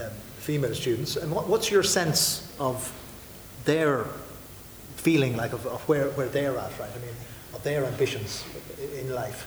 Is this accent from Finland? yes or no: no; Ballyshannon, County Donegal, Ireland; Ballyshannon, which is my hometown